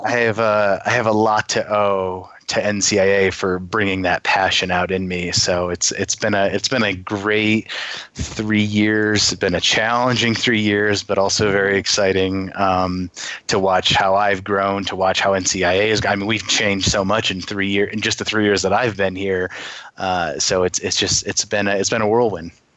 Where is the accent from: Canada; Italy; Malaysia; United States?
United States; Schenectady, New York; moved away; also born or lived in Rochester, New York; originally I am from New York, originally from upstate New York, Schenectady